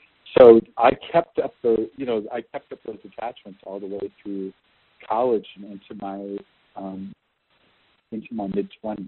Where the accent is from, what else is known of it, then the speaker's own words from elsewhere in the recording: Midwest, United States; So I grew up mostly in the Midwest of the United States.